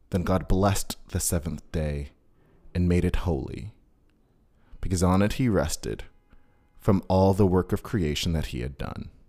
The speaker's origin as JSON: {"language": "English", "town": "Queens", "region": "New York", "country": "United States", "said": "I didn't know what Fire Island was because I'm a kid from Queens"}